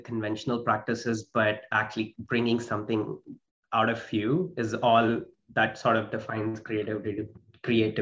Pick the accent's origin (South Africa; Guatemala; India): India; southern India; moved away as an adult; also born or lived in United States / Sri Lanka / Australia; now in Canada; I was born and raised in India. So being mostly, you know, in the southern side of India, grew up there.